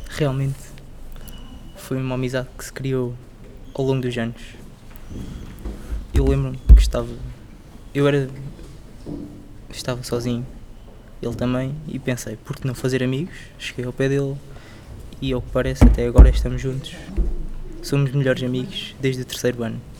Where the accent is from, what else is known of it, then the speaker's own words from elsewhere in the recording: Portugal; born there; eu nasci em Portugal, tenho nacionalidade portuguesa